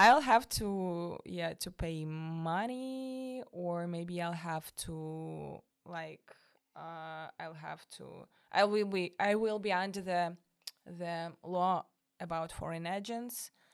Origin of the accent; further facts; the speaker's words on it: Moscow, Russia; English is a second language; moved away as an adult; now in Denmark; I'm from Moscow